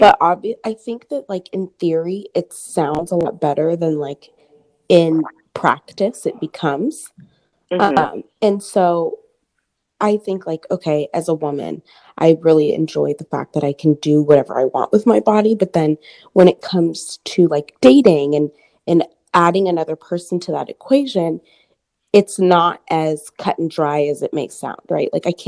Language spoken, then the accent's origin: English; Portland, Oregon, United States; now in Houston, United States; I'm from Portland, Oregon area